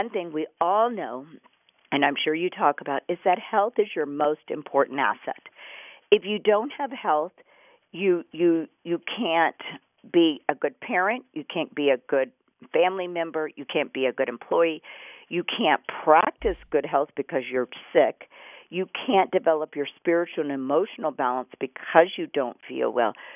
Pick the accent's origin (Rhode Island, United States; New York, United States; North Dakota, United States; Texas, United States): Texas, United States; Houston; I grew up in Houston, Texas